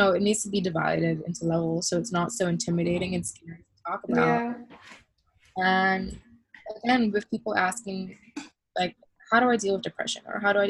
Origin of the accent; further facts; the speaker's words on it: Malaysia; growing up in Malaysia